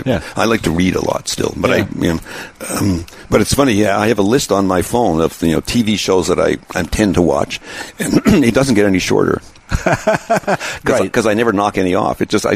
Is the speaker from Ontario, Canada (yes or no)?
no; Montreal, Quebec, Canada; There was a show in Quebec, where I grew up in Montreal.